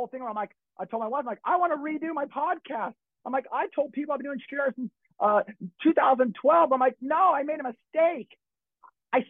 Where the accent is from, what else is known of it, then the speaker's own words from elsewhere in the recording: Los Angeles, California, United States; I grew up in Hollywood and I'm in the club scene since, you know, my teen, young teen